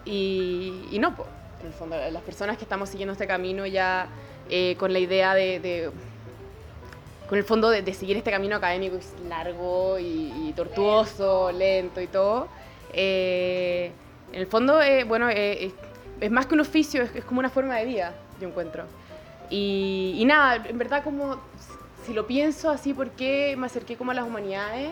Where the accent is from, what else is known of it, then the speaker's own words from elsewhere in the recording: Chile; como chilenos